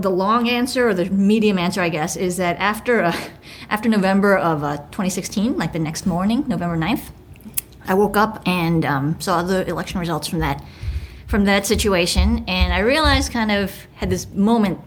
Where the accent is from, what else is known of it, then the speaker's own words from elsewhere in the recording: New York City, New York, United States; I grew up in Manhattan in New York City